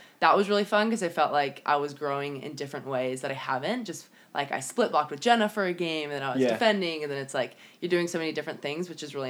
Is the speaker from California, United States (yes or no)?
yes; San Diego, California, United States; we're both from San Diego